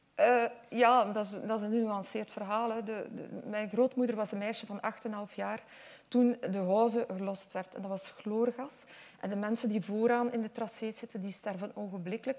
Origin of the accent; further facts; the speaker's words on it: Westhoek, Flanders, Belgium; accent: West Flemish; Ik kom echt uit de Westhoek en ik ben echt opgegroeid